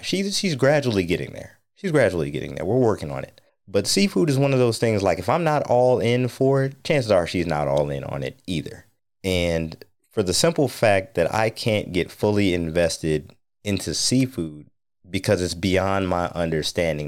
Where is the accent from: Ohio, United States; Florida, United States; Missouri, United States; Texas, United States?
Ohio, United States; North Ohio on Lake Erie, United States; now in DC, Maryland, Virginia area, United States; I grew up in North Ohio on Lake Erie